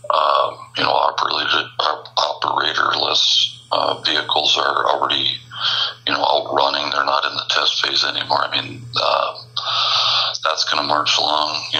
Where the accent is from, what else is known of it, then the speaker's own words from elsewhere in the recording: Midwest, United States; growing up in the Midwest